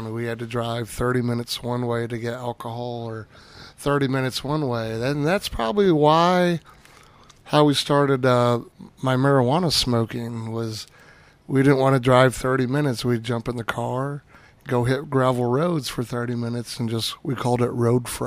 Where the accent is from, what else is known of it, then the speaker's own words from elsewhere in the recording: California, United States; born there; Uh, I actually was born in California and have bounced around all over.